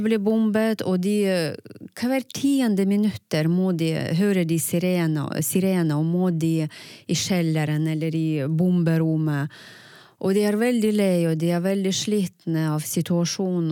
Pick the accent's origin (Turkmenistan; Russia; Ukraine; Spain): Ukraine; first language Russian; Norwegian is a second language; moved away as an adult; now in Tromsø, Norway; jeg kommer fra Ukraina for ni år siden